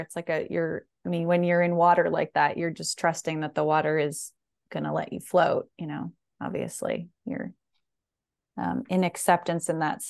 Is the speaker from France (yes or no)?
yes; France; That was a vision that it was like my two best friends when I was growing up in France.